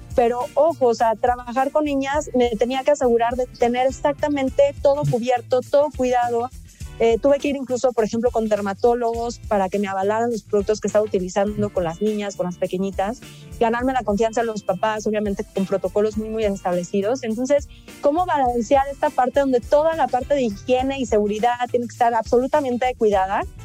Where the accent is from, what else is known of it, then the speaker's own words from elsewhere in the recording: Mexico; somos mexicanos